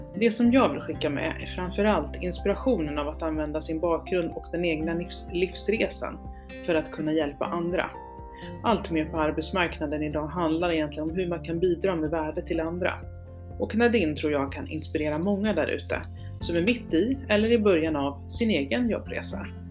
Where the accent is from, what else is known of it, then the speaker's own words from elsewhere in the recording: Huddinge, Stockholm County, Sweden; Jag är själv född i Flemingsberg.